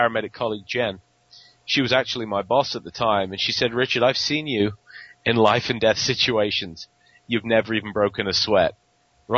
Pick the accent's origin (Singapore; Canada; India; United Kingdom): United Kingdom; England; accent: English; moved away; my English accent